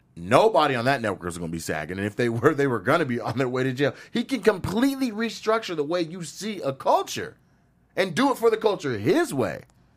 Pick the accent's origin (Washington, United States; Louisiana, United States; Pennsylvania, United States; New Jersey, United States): Washington, United States; especially in my home state, Washington.